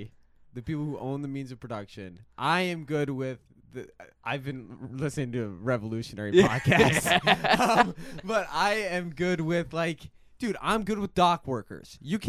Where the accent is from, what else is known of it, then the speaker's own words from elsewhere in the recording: Evanston, Illinois, United States; born there; I was born in Evanston.